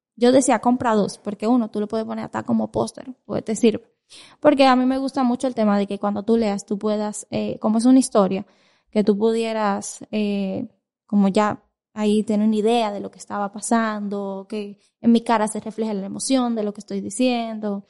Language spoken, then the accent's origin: Spanish; Dominican Republic; yo soy dominicana